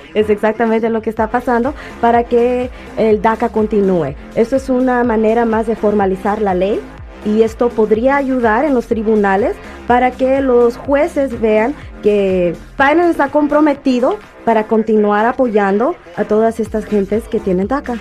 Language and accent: Spanish; Mexico City, Mexico; also born or lived in Michoacán; now in Los Angeles, United States; yo nací en el DF